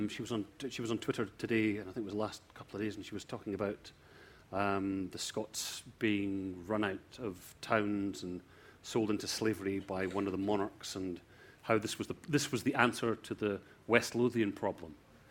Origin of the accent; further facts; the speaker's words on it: South Africa; Actually, I'm South African.